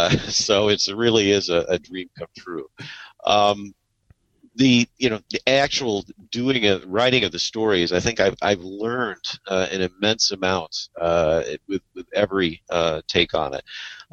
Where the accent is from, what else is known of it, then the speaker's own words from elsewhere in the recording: Kalamazoo, Michigan, United States; Kalamazoo, Michigan, which is my hometown